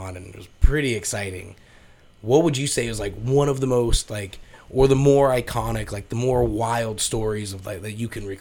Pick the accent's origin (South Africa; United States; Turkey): United States; Mesa, Arizona; I was born and raised in Mesa